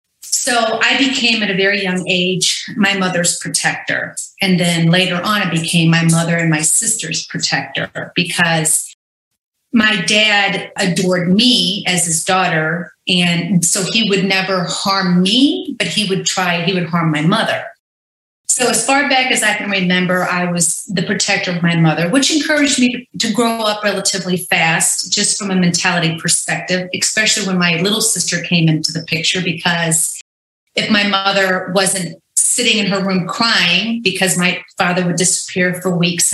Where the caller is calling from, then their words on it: Orange County, California, United States; I'm calling in from Orange County, California. I've been here for about 10 years. I just turned 50 on Saturday